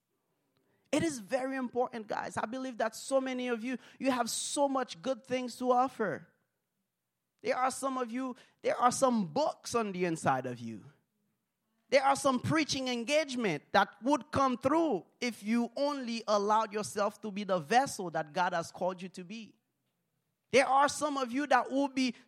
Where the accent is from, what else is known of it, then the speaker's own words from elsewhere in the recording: Haiti; English is a second language; now in United States; I'm from Haiti